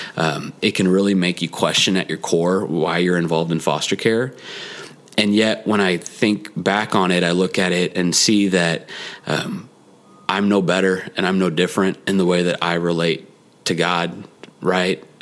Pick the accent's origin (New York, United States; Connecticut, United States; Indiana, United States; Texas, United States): Texas, United States; Dallas Fort Worth area; I was born and raised in the Dallas Fort Worth area.